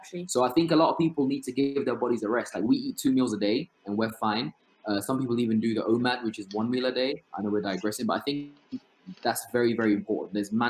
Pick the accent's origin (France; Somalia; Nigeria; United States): Somalia; Yeah, that's literally like me growing up in Somalia.